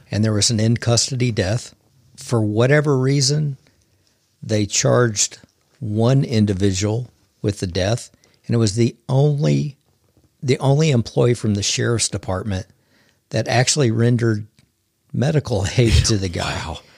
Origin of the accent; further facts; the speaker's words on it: Oklahoma, United States; I grew up here in Oklahoma. I've been here my whole entire life